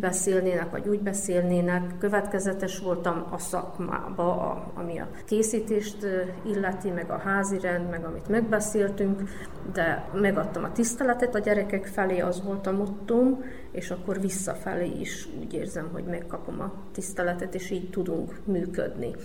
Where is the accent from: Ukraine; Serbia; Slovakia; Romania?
Serbia; Kanjiža, Vojvodina; also born or lived in Subotica; Magyar kanizsai születésű vagyok, itt is nevelkedtem, itt is éltem, Szabadkán fejeztem be a középiskolát